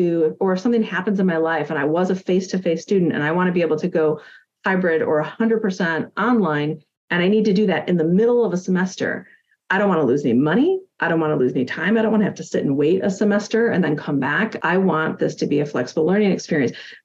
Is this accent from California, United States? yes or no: no; Milwaukee, Wisconsin, United States; Cardinal Stritch here in my hometown